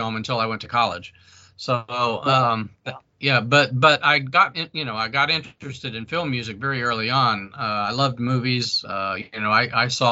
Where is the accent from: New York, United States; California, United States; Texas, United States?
Texas, United States; Odessa; moved away; I was born and raised in West Texas, a town called Odessa